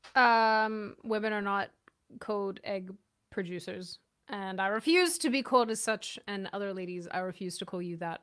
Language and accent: English; Australia; moved away; also born or lived in Auckland